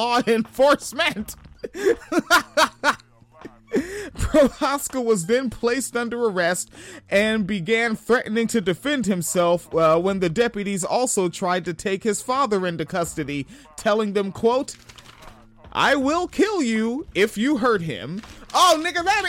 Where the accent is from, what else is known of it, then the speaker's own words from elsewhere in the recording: Spanaway, Washington, United States; I'm from Washington State. I spent my childhood in Spanaway.